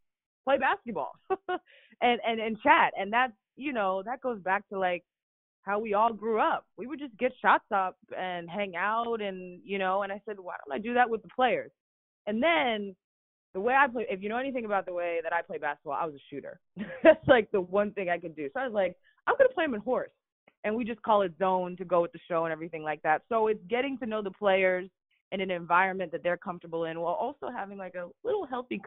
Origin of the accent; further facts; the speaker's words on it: Fairfax County, Virginia, United States; moved away; also born or lived in Denver; I grew up in Fairfax County, and that's probably the way I play too